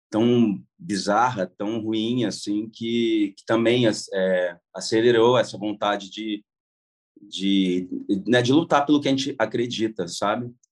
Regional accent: Goiás, Brazil; Eu falei, ué, mas vocês não me chamaram porque eu sou goiano?

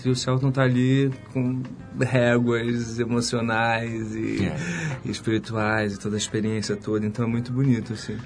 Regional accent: Rio de Janeiro, Brazil; eu sou carioca, da, da Ilha do Governador e tal. E moro no Rio

